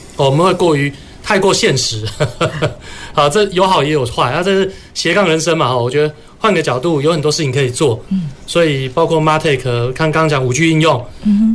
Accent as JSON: {"language": "Chinese", "region": "Kaohsiung", "country": "Taiwan", "tie": "born or raised there", "said": "我是高雄出生的"}